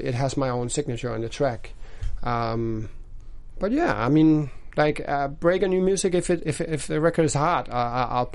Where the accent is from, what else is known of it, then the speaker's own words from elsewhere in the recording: Denmark; moved away as an adult; now in Los Angeles, United States; the neighborhood where I grew up in Denmark